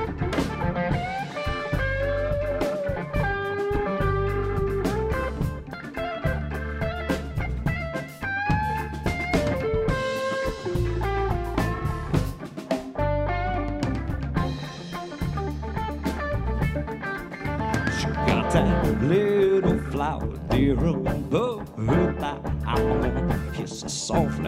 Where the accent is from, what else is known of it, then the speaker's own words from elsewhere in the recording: Mississippi, United States; also born or lived in Arkansas; down in Mississippi, I was fortunate enough to get to grow up